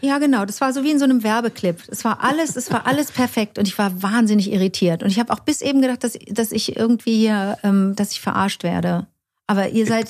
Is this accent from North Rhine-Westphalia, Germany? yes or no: yes; Cologne, North Rhine-Westphalia, Germany; hier in meiner Heimatstadt